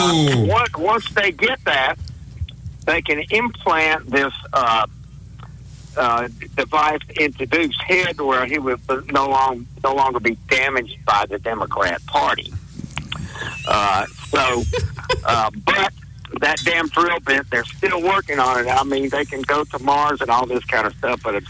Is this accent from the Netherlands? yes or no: no; Belgium; I'm Belgian